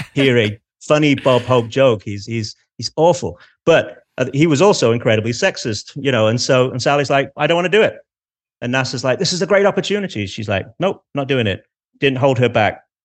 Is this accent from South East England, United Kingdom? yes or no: no; Manchester, North West England, United Kingdom; accent: Manchester; my Manchester accent